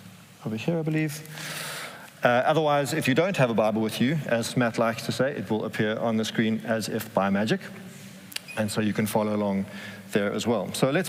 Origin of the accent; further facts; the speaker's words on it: South Africa; moved away as an adult; now in Amsterdam, Netherlands; we're both from South Africa